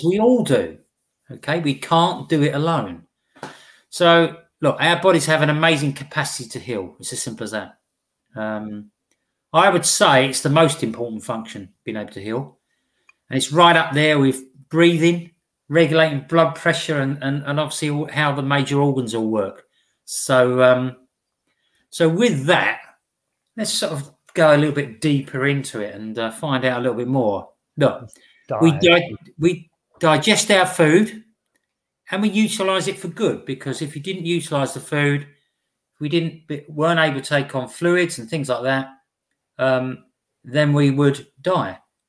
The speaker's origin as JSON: {"language": "English", "region": "East of England", "country": "United Kingdom", "said": "No, I come from the UK, just outside of London, in Essex."}